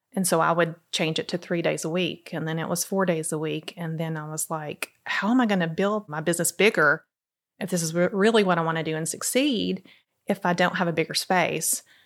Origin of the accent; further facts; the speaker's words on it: Crossville, Tennessee, United States; now in Cookeville, United States; I'm actually from Crossville